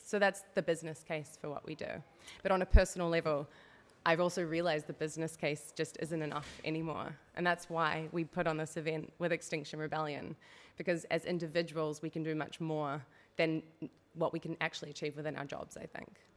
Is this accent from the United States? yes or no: no; New Zealand; moved away as an adult; now in Netherlands; I'm a Kiwi. That's where the twang in my accent comes from.